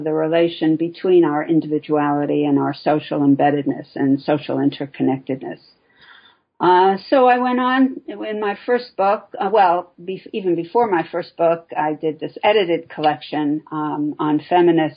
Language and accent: English; New York City, New York, United States; also born or lived in Chicago; I'm originally from New York City, and where I still live, mostly